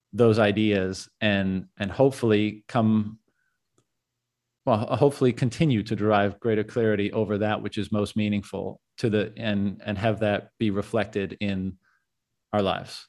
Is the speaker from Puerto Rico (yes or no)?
no; Canada; moved away; I'm a Canadian as well